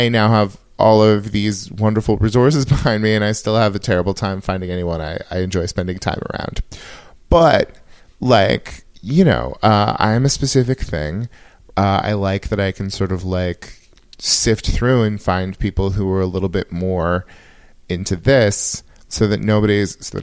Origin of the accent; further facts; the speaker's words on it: Yuba City, California, United States; moved away; I grew up in Yuba City